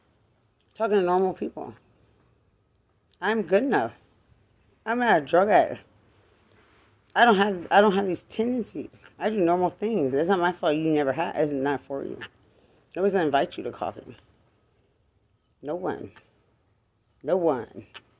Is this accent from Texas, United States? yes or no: yes; Texas, United States; You saw me in Bexar County. I'm from Lubbock County.